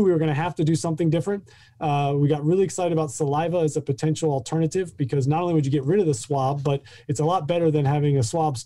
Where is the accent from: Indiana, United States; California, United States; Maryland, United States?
Maryland, United States; about an hour northwest of Baltimore; moved away as an adult; also born or lived in Massachusetts; I grew up in Maryland, about an hour northwest of Baltimore